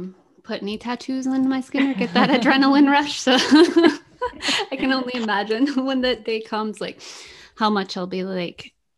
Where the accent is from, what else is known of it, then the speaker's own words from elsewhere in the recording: United States; I come from America